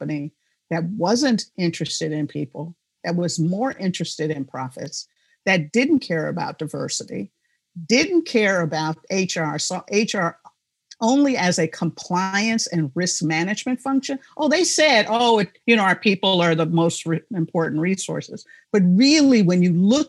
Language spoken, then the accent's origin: English; Chicago, Illinois, United States; moved away; also born or lived in South Dakota; I was born and raised in Chicago.